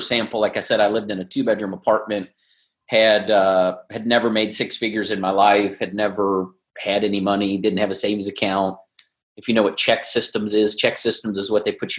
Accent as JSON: {"language": "English", "town": "Cincinnati", "region": "Ohio", "country": "United States", "tie": "born or raised there", "moved": "as an adult", "lives_now": "San Diego, United States", "said": "I was born in Cincinnati, went to Ohio State, big Buckeye fan, moved to San Diego. I've been here almost 20 years"}